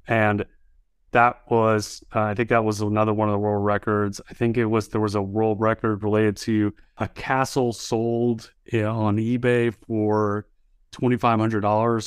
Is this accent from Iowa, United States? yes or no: no; Baton Rouge, Louisiana, United States; moved away as an adult; also born or lived in Austin, Texas; My high school was a magnet high school, Baton Rouge High School magnet